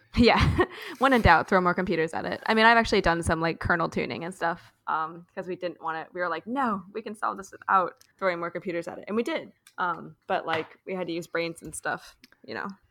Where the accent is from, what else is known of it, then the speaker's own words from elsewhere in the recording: Louisville, Kentucky, United States; I grew up in Louisville